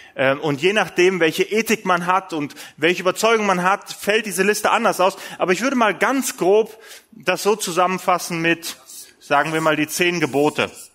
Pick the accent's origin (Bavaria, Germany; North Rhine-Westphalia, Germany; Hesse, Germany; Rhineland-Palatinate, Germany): North Rhine-Westphalia, Germany; Essen; Bei uns in Essen, wir sind ja mitten im Ruhrgebiet